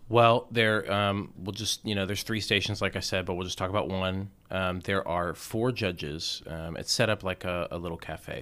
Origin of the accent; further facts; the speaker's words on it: Atlanta, Georgia, United States; moved away as an adult; also born or lived in Indiana / Richmond; I grew up in the suburbs of Atlanta.